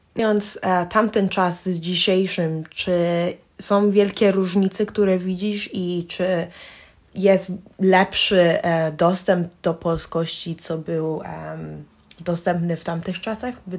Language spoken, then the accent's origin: Polish; Ireland; Urodziłam się w Irlandii. Tu mam koleżanki, szkołę i cały mój świat